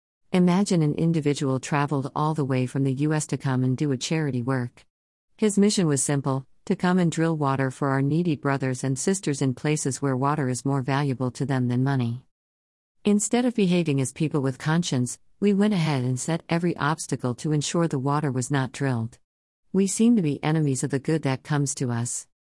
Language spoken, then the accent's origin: English; Kenya; inasmuch as we are from Kenya, let us be judged on the scales of personal integrity and dignity.